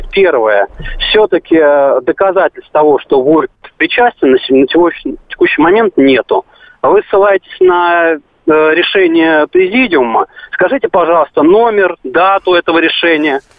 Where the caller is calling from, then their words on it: Moscow, Russia; Я из Москвы.